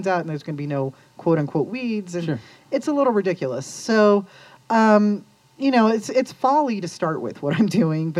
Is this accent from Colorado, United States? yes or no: yes; Lakewood, Colorado, United States; also born or lived in Ohio / Denver, Colorado; I grew up in Lakewood, actually. So I grew up in Green Mountain and moved down to Capitol Hill when I was 18